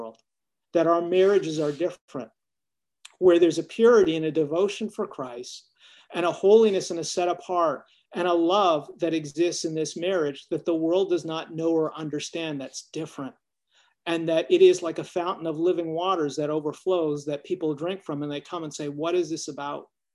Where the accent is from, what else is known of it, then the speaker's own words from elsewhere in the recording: Canada; now in United States; I'm Canadian. We grew up with more snow than we needed.